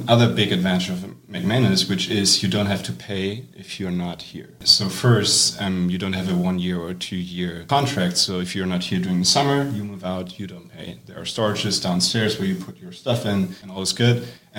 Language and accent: English; Germany; moved away as an adult; now in Evanston, United States; I'm a second year. I'm from Germany. I've never really lived in the US before.